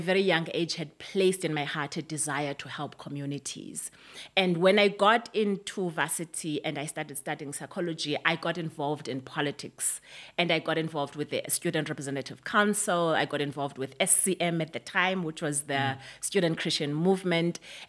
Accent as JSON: {"language": "English", "country": "South Africa", "tie": "born or raised there", "said": "I grew up in Bantu education, as you can imagine. I remember that when I went into high school, it was the time when South Africa was really becoming hot in terms of the liberation struggle."}